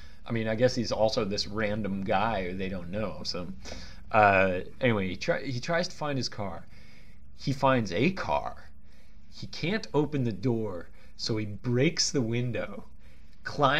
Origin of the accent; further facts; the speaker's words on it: Bay Area, California, United States; I grew up, you know, I grew up in the Bay Area